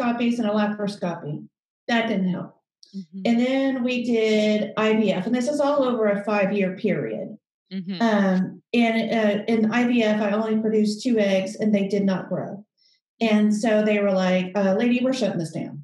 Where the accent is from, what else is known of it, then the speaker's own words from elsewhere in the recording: Alabama, United States; moved away as an adult; now in Houston, United States; I'm from Alabama, and I went to a small private liberal arts school called Birmingham Southern